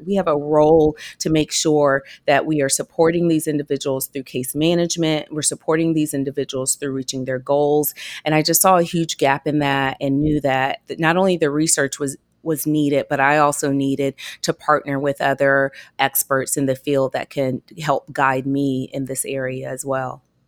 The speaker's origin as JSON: {"language": "English", "region": "Georgia", "country": "United States", "said": "I'm from Georgia"}